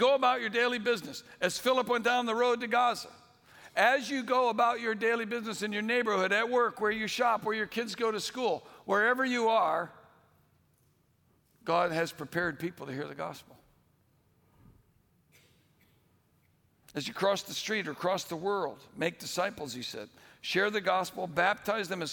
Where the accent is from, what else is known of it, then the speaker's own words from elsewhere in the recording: Bay Area, California, United States; I'm not from around here. I'm actually from the Bay Area